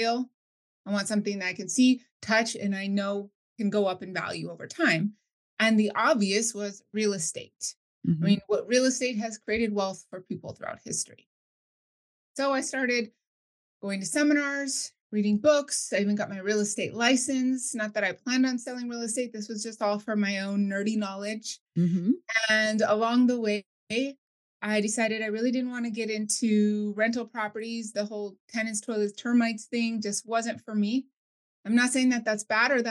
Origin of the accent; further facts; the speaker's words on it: New Mexico, United States; moved away as an adult; now in California, United States; I was originally born and raised in New Mexico